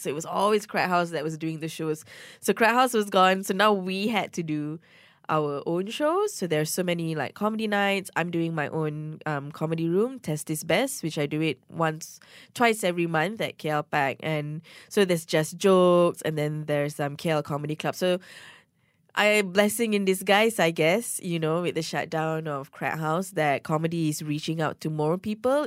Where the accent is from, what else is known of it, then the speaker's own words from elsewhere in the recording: Ampang, Selangor, Malaysia; I'm from Ampang, and Ampang girls, okay, we don't date anyone beyond Damansara